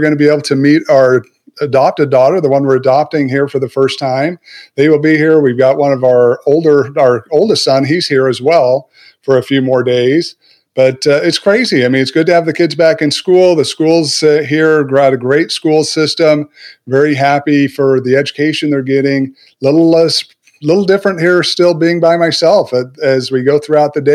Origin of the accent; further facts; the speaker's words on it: Southern Utah, United States; I was raised in Southern Utah